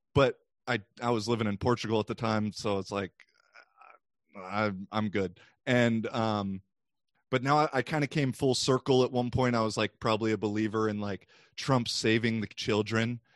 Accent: United States; as a American

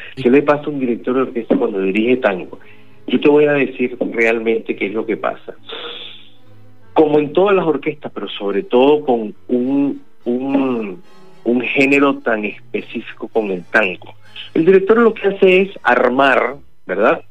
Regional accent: Venezuela; now in Argentina; soy venezolano, no soy argentino

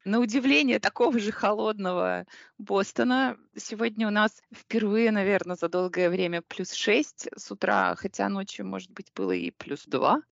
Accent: Minsk, Belarus; moved away; Я в детстве жила в Минске на автозаводе

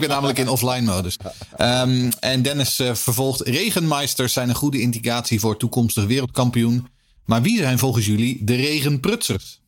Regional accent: Haarlem, North Holland, Netherlands; ik groeide op in Haarlem.

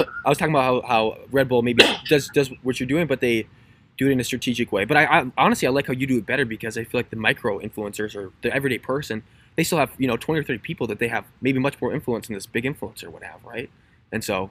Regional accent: Minnesota, United States; my hometown, like in the middle of nowhere, Minnesota

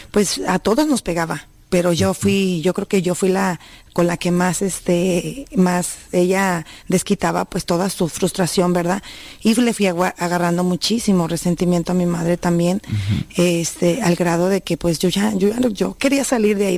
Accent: Jalisco, Mexico; Eh, ahí en nuestro rancho, yo vengo de la Sierra de Jalisco y pues no se escuchaba, más que nada era nomás que el tequila y que andaban borrachitos por ahí en las calles

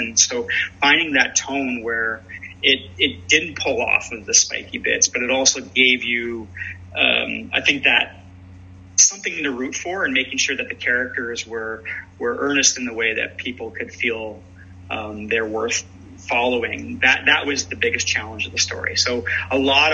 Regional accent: London, Ontario, Canada; my hometown of London, Ontario

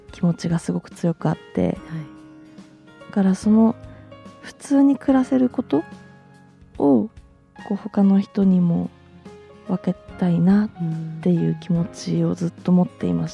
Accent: Yamagata, Japan; now in Sendai, Japan; 出身は山形県なんですよ、はい、ただまあ父の転勤であちこちあの動きましてで中学生から仙台に住んでいるというもう仙台の人でいいですよね。

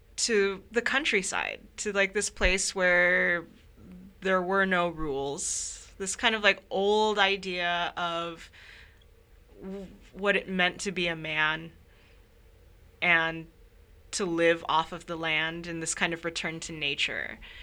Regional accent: Sacramento, California, United States; moved away as an adult; now in Minnesota, United States; I come from Sacramento, uh, which is often called the Midwest of California. I moved to Minnesota for graduate school

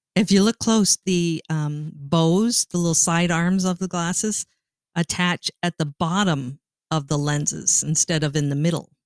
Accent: Ontario, Canada; moved away; I grew up in Canada and I was Canadian

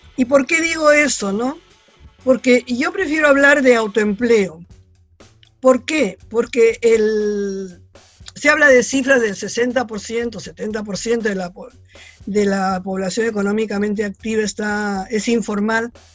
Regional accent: Peru

